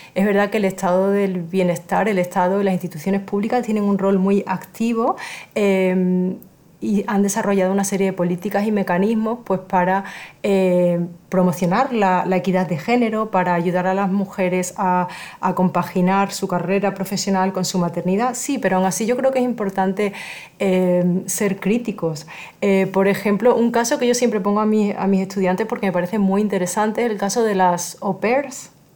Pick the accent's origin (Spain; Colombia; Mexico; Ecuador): Spain; moved away; soy originaria de España